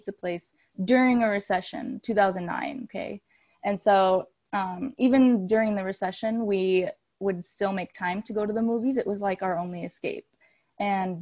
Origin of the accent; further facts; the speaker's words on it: Hustisford, Wisconsin, United States; now in Los Angeles, United States; I'm from Hustisford, Wisconsin.